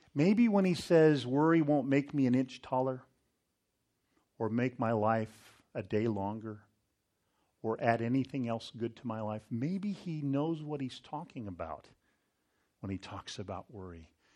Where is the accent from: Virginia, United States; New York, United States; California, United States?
California, United States; Northern; I grew up near the American River, up in Northern California